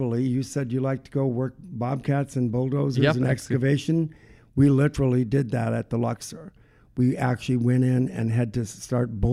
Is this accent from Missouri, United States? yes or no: no; North Dakota, United States; moved away as an adult; now in Nevada, United States; I'm from North Dakota